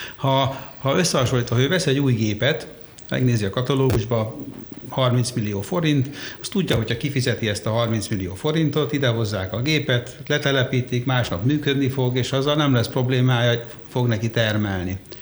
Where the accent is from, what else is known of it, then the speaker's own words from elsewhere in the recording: Székesfehérvár, Fejér, Hungary; Egyébként lelkileg én is Nyugat-Magyarországi vagyok, mert Székesfehérváron születtem